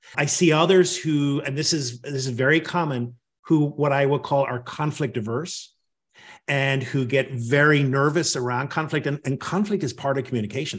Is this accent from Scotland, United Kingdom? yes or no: no; Northern Ireland, United Kingdom; now in Washington, D.C., United States; I grew up in Northern Ireland